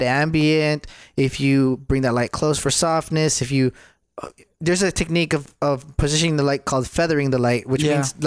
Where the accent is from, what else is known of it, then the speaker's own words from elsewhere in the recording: Michigan, United States; now in Texas, United States; I'm originally from Michigan